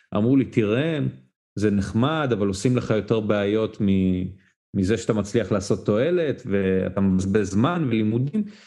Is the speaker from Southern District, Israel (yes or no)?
yes; Ashkelon, Southern District, Israel; אני בן 23, אשקלוני במקור.